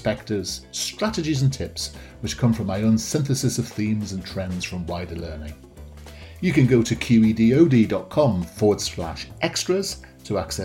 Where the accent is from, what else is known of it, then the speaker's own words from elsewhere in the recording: United Kingdom; we in the UK